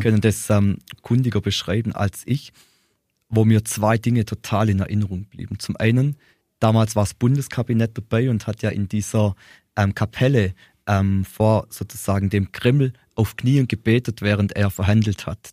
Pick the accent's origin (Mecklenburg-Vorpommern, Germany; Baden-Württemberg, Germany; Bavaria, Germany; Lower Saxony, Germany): Baden-Württemberg, Germany; Ehingen; ich komme aus Ehingen, fast nicht ganz groß.